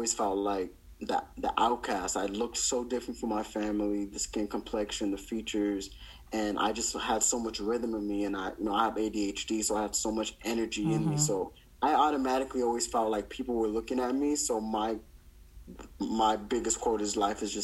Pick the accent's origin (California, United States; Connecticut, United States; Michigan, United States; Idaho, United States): California, United States; Downey; I grew up in Downey